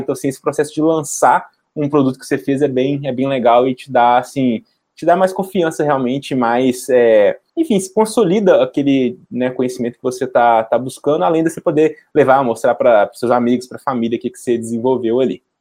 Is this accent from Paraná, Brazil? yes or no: no; Belo Horizonte, Minas Gerais, Brazil; eu sou de Belo Horizonte